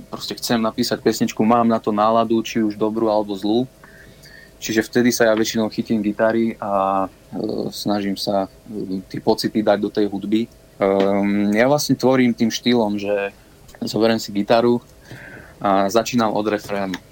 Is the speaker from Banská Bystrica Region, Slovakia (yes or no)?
yes; Banská Belá, Banská Bystrica Region, Slovakia; Som zo stredného Slovenska, ja som z dediny blízko Banskej Šiamice, ktorá sa volá Banská Bela.